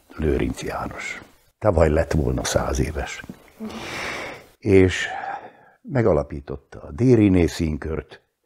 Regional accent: Upper Hungary, Slovakia; also born or lived in Bratislava; ha egyszer ide pottyantott, akkor itt a helyem

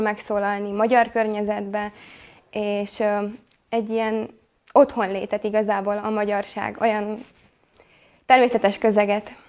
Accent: Slovakia; kisebbségi magyarként élünk Szlovákiában

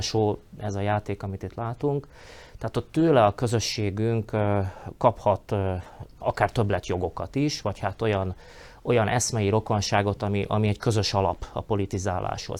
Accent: Slovakia; felvidéki magyarként

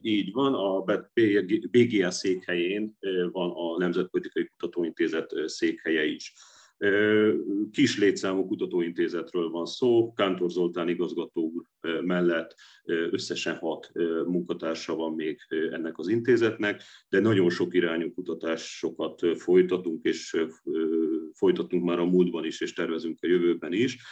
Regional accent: Dunajská Streda, Trnava Region, Slovakia; moved away as an adult; now in Budapest, Hungary; én 1999-ben érettségiztem Dunaszerdehelyi gimiben, és én utána jöttem át előbb jogot, majd politológiát tanulni Budapestre

